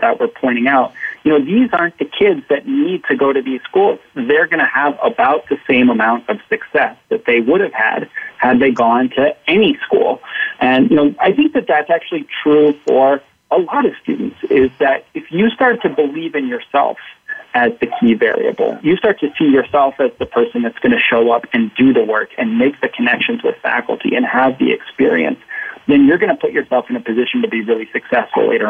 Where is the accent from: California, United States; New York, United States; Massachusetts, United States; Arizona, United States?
Arizona, United States; I grew up in Arizona